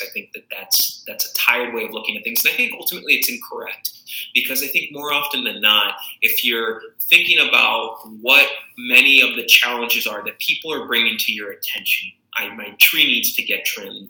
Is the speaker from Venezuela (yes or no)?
no; Tucson, Arizona, United States; moved away as an adult; also born or lived in Chicago area; now in Chicago, United States; I was born and raised in Tucson, Arizona, the southern part of that state